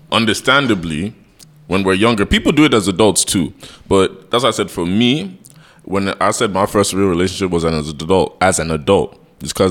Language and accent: English; Nigeria; we're Nigerian men doing a podcast, so already there's a stigma on our back